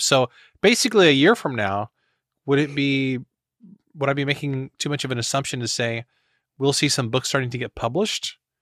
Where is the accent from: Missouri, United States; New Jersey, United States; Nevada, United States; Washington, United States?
Missouri, United States; I'm from Missouri